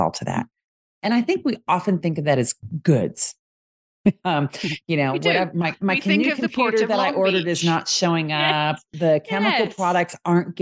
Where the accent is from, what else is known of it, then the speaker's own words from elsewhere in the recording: United States; accent: American English; as an American English speaker